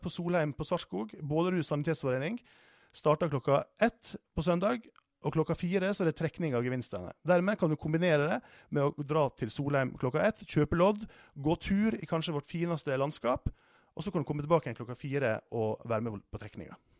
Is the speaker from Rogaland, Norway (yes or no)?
no; Sunnmøre, Møre og Romsdal, Norway; moved away; jeg er oppvokst på Sunnmøre